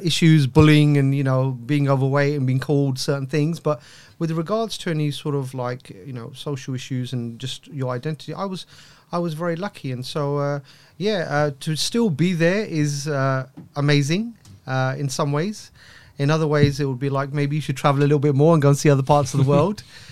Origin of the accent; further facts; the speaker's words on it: London, United Kingdom; growing up in East London